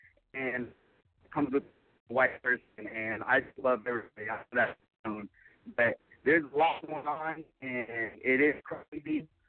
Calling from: Jacksonville, Florida, United States; I'm actually calling from Jacksonville, Florida.

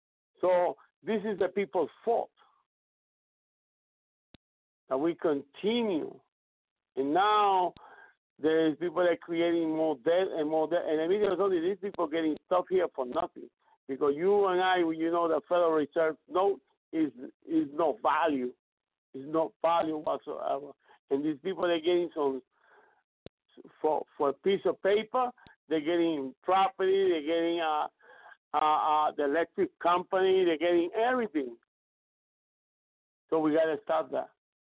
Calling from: Puerto Rico; English is a second language; Yes. Thank you for allowing me. I go from Puerto Rico.

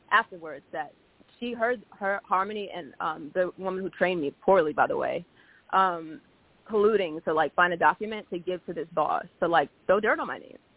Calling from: Baltimore, Maryland, United States; I'm calling from {S1} Baltimore.

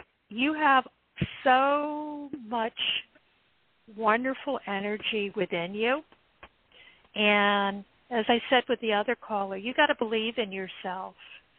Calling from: Ohio, United States

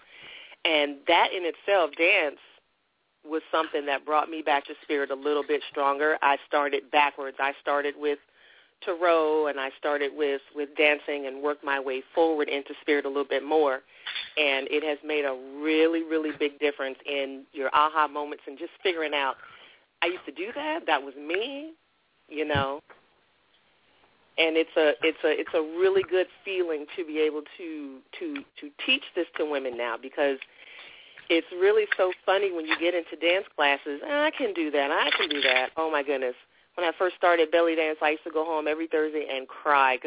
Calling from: San Diego, California, United States; I'm calling from San Diego, California

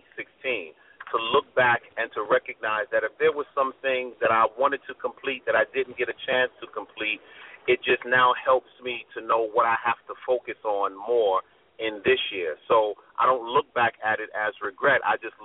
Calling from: New York City, New York, United States; I'm calling from Brooklyn.

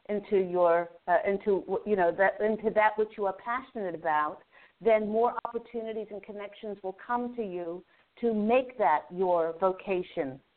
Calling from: Maryland, United States; From Maryland.

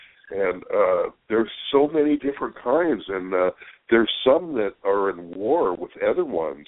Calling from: California, United States

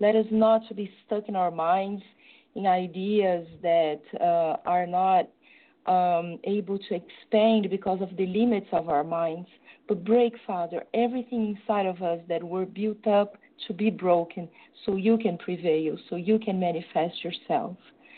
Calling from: São Paulo, Brazil; From São Paulo in Brazil.

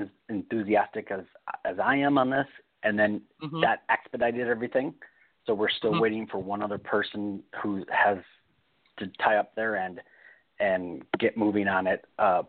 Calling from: California, United States; in California.

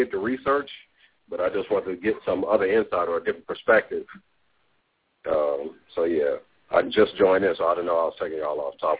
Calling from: Los Angeles, California, United States; And I'm calling from Los Angeles, California.

